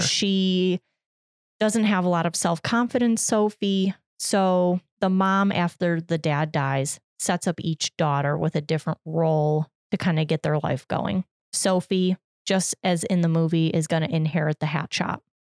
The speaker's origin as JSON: {"language": "English", "country": "United States", "said": "as an American"}